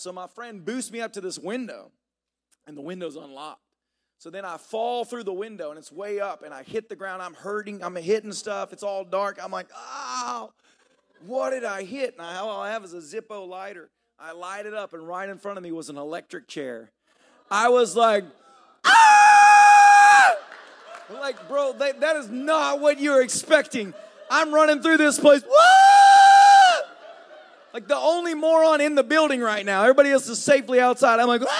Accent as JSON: {"language": "English", "region": "the South", "country": "United States", "tie": "born or raised there", "said": "you know, I grew up in the South. I heard the sayings all the time."}